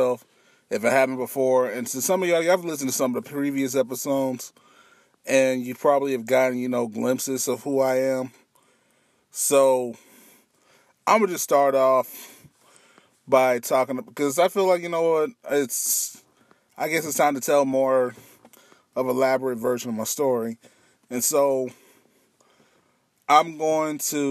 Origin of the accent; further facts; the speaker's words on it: Missouri, United States; also born or lived in Twentynine Palms, California / Michigan / Kansas City; I am originally here from Missouri. I've been here in Missouri for 21 years. I wasn't actually born here